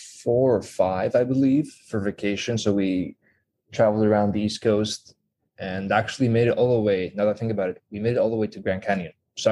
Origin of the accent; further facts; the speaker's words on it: Greece; first language Greek; English is a second language; Yeah, exactly. So we started learning a second language around kindergarten. So I picked English at the time